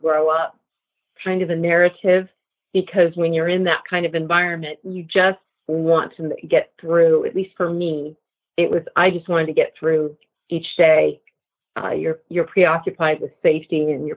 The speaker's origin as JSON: {"language": "English", "town": "Santa Barbara", "region": "California", "country": "United States", "tie": "born or raised there", "said": "I grew up in Santa Barbara, California for most of my young childhood"}